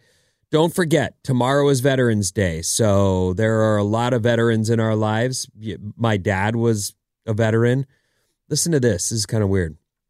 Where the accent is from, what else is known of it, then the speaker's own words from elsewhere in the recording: Irvine, California, United States; where I grew up, where we grew up in Irvine